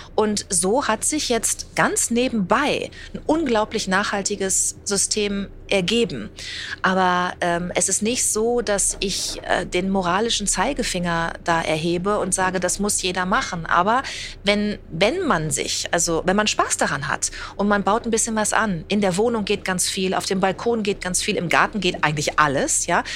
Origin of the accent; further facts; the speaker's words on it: Bad Salzuflen, Teutoburg Forest, North Rhine-Westphalia, Germany; moved away as an adult; also born or lived in Münster / Hamburg; Ich bin also ja in Bad Springer aufgewachsen, in Ostwestfalen, am Teutoburger Wald